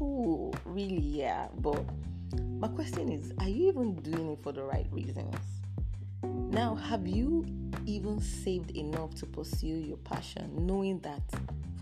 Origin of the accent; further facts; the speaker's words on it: Nigeria; as a Nigerian, I'm a typical Nigerian girl